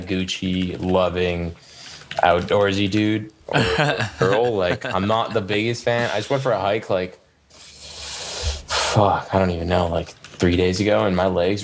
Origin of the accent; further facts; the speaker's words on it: Canada; us Canadians